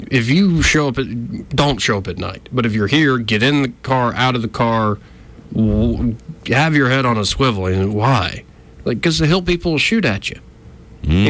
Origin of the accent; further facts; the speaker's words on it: West Virginia, United States; moved away; I was born in West Virginia.